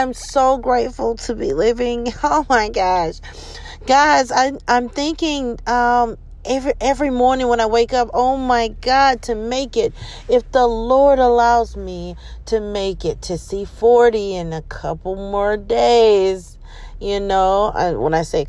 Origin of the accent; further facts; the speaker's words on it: Louisiana, United States; I'm from Louisiana and never been to New Orleans